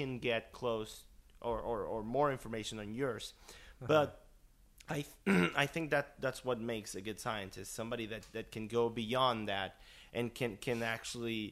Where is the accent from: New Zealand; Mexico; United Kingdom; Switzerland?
Mexico; moved away; I'm from Mexico originally